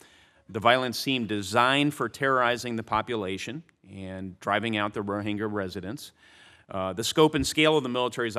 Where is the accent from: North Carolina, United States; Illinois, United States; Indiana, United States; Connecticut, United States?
Indiana, United States; We have a significant Burmese American population in my home state of Indiana